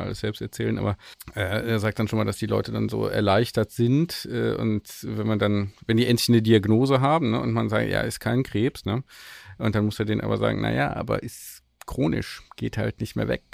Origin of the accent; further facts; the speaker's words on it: Grevenbroich, North Rhine-Westphalia, Germany; da wo ich aufgewachsen bin, an Grevenbruch vorbei